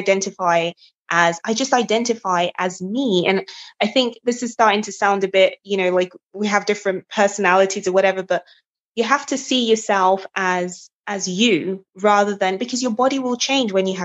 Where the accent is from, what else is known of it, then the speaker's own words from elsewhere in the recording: Nigeria; now in England, United Kingdom; I'm Nigerian